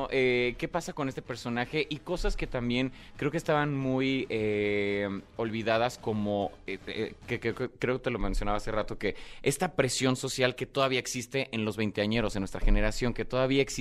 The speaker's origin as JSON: {"language": "Spanish", "town": "Guadalajara", "region": "Jalisco", "country": "Mexico", "said": "yo soy de Guadalajara"}